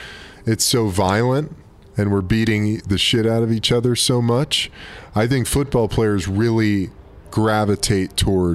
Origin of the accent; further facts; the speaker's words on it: Burbank, California, United States; also born or lived in Brooklyn, New York; We moved out to L.A. when I was 10. Gus was 7. And then went to middle school and high school out here in Burbank, Cali.